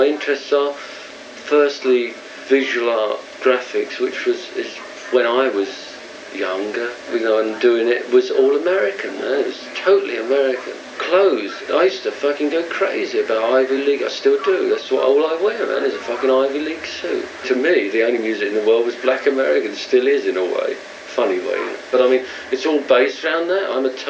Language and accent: English; England, United Kingdom; I'm as English as anybody, in a funny sense, you know.